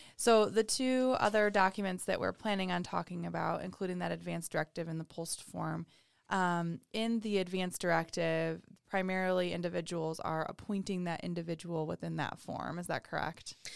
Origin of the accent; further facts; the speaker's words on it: Oregon, United States; moved away; I'm from Oregon